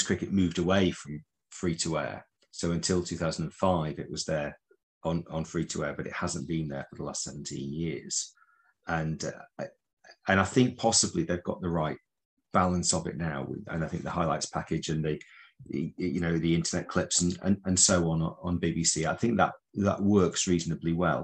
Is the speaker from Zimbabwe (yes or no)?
no; Preston, North West England, United Kingdom; moved away as an adult; now in the Midlands, United Kingdom; I'm from Preston originally in Lancashire